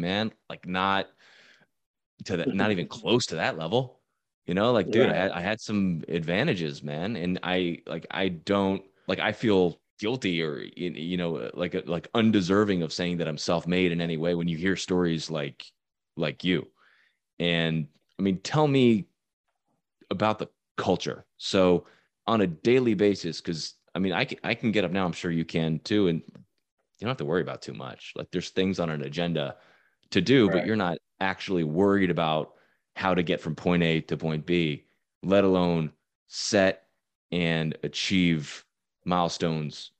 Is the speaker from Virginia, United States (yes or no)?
yes; Virginia, United States; I'm from Virginia, middle-class family.